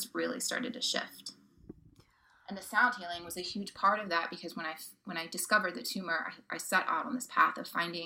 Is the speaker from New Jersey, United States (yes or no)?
no; Oklahoma, United States; My upbringing, I grew up in Oklahoma